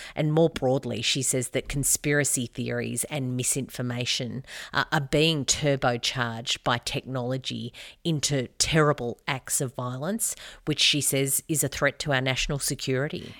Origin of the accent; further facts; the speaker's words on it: Albury, New South Wales, Australia; I grew up near Aubrey